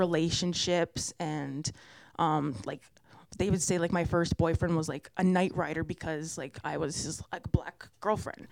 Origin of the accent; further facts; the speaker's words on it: London, Ontario, Canada; I'm not from London when I've been here my whole life